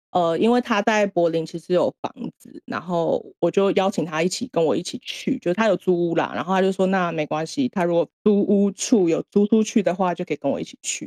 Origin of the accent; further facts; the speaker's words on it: Taiwan; moved away as an adult; now in Japan; 身为一个台湾人